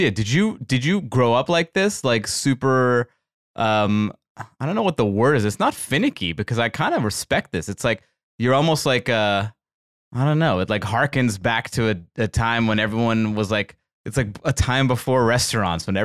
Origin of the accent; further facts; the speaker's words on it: Baltimore, Maryland, United States; I grew up I in Baltimore, Maryland.